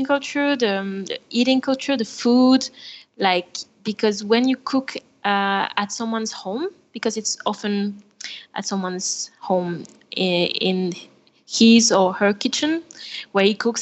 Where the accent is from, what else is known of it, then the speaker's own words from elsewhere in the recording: France; accent: French; English is a second language; now in Buenos Aires, Argentina; I'm French. Maybe you can hear my accent.